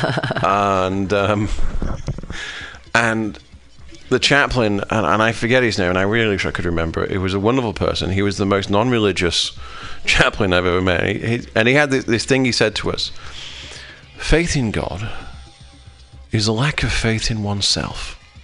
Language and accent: English; United Kingdom; moved away as an adult; now in United States; I'm from a British country. I'm from Great Britain